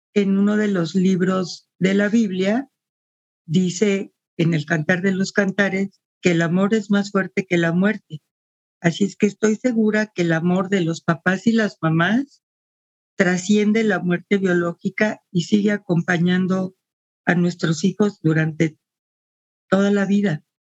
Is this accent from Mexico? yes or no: yes; Mexico City, Mexico; moved away as an adult; now in Guadalajara, Mexico; nací en la Ciudad de México. Tengo más de 40 años viviendo en Guadalajara